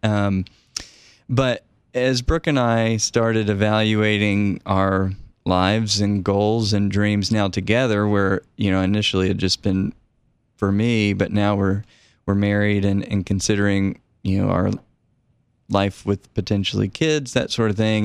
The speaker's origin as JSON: {"language": "English", "town": "Knoxville", "region": "Tennessee", "country": "United States", "tie": "born or raised there", "also_born_or_lived": "Prague, Czech Republic", "moved": "as an adult", "said": "I grew up in Knoxville and my dad just retired, but was a professor at the university"}